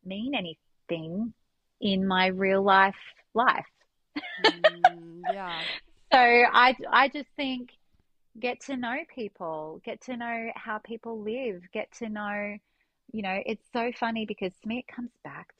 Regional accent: Australia; being an Australian, we don't have such a nationalistic idea on Christianity and religion

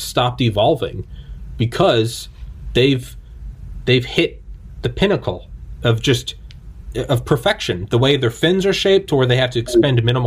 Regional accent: New England, United States; I am from New England

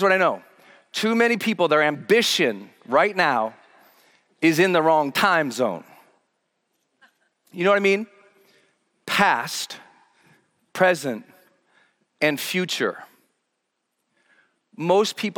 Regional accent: Butte, Montana, United States; moved away as an adult; my hometown, Butte, Montana.

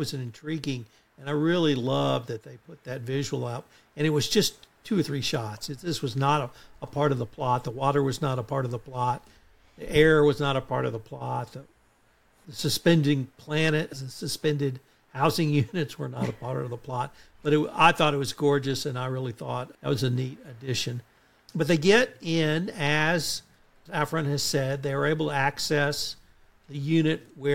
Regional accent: Texas, United States; I'm from Texas

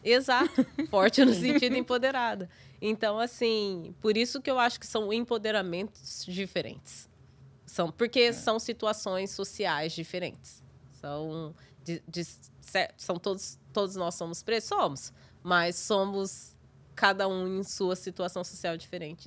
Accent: Brazil; moved away as an adult; now in New York, United States; eu sou brasileira

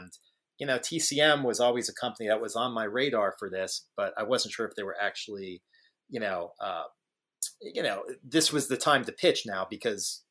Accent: Atlanta, Georgia, United States; I grew up in Atlanta, so it was this little twin theater in like Doraville

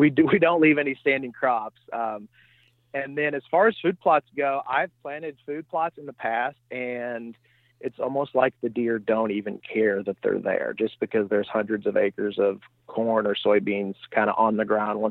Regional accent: Eastern Missouri, United States; I am from Eastern Missouri, a town southwest of St. Louis, about 30 or 35 miles. And my family has a farm there.

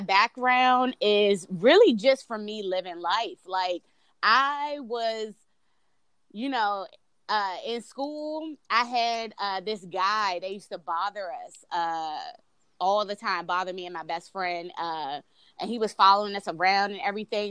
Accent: Washington, District of Columbia, United States; I'm originally from DC, born and raised

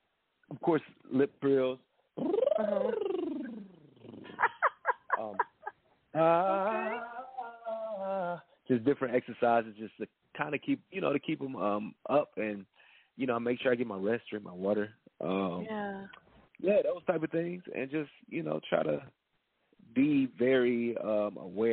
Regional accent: Bolivar, Tennessee, United States; moved away; I'm from a very small town, Bolivar, Tennessee.

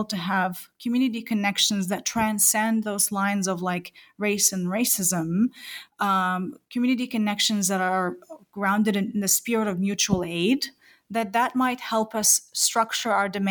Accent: New Zealand; I am a New Zealander as well

